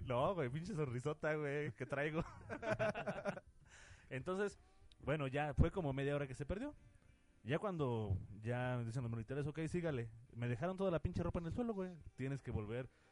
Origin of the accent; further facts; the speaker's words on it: Mexico; mucho de ahí viene nuestra cultura y, eh, varias cosas que, se expresan como, como pueblo mexicano